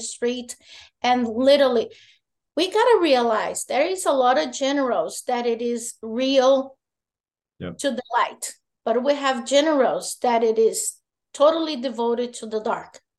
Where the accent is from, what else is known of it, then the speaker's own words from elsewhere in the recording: Goiás, Brazil; I'm from Goiás